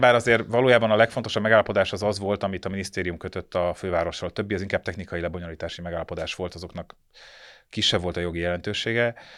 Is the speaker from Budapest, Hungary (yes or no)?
yes; Budapest, Hungary; világéletemben itt laktam, itt születtem